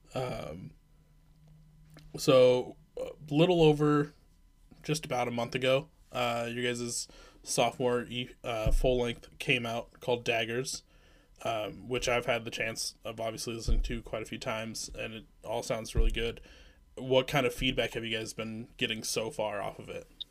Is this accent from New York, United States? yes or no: no; Iowa, United States; also born or lived in Midwest; now in Minneapolis, United States; I actually am more from Iowa